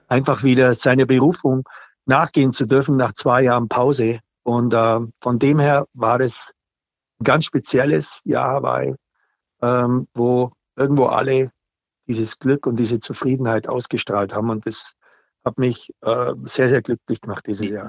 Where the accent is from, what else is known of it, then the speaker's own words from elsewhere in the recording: Allgäu, Bavaria, Germany; Bei uns im Allgäu